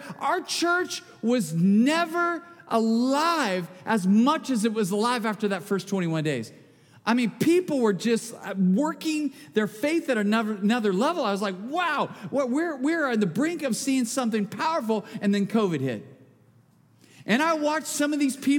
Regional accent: Bakersfield, California, United States; I'm from Bakersfield. All we sell in the hardware store is duct tape. Come on. And I live there

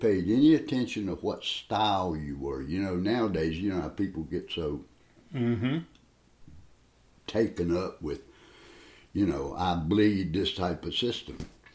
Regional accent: Charlotte, North Carolina, United States; growing up in North Charlotte

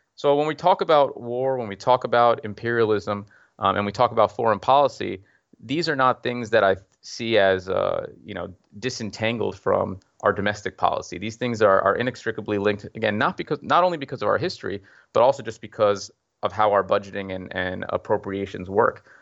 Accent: Mount Vernon, New York, United States; I grew up in Mount Vernon

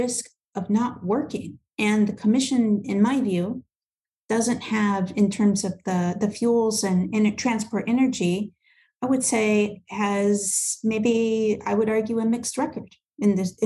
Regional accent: United States; I'm American

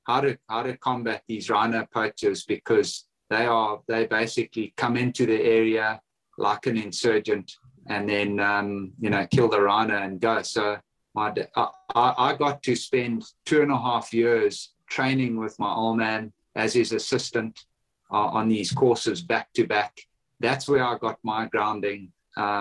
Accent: Kariba, Mashonaland West, Zimbabwe; So born and bred in Zimbabwe, in the northwestern region in a place called Kariba. That's where I was born.

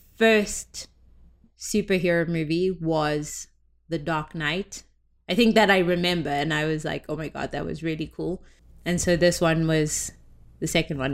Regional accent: South Africa; now in United States; when I lived in South Africa

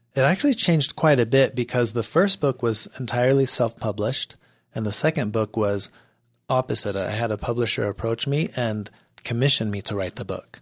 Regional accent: Mexico; now in United States; I grew up in Mexico

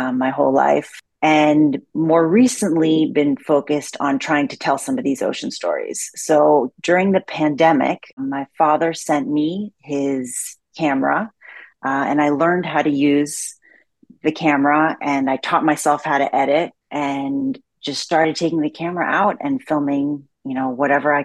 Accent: New York City, New York, United States; I grew up in Manhattan

